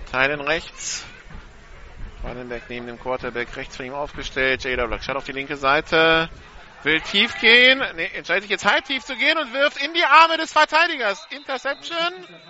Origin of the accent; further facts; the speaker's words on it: Hamburg, Germany; Der gebürtige Hamburger